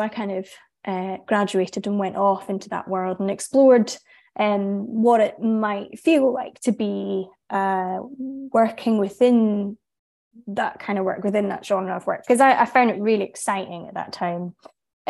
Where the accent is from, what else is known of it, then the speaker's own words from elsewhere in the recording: Inverness, Scotland, United Kingdom; also born or lived in Edinburgh; I grew up in Inverness